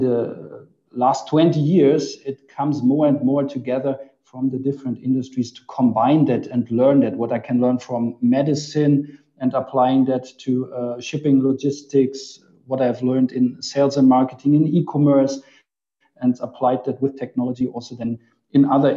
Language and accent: English; Munich, Bavaria, Germany; I'm originally from Munich